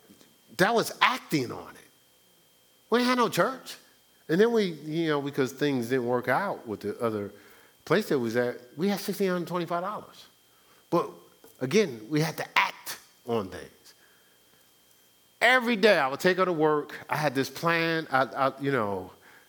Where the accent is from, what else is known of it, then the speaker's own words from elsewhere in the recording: Newark, New Jersey, United States; I'm from Newark